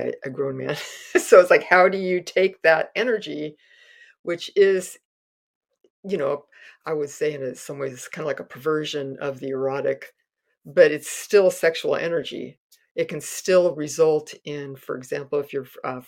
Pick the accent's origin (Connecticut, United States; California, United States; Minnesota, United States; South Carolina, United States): California, United States; Castro Valley; growing up in Castro Valley